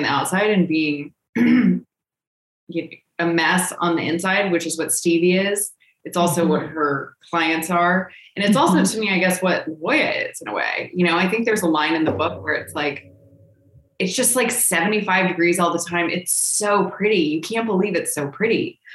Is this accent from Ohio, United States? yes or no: no; San Diego, California, United States; born or raised there; moved away; also born or lived in New York